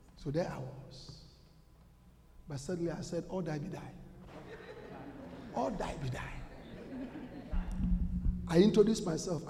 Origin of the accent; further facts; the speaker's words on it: Ghana; moved away as an adult; also born or lived in Russia; go back to Ghana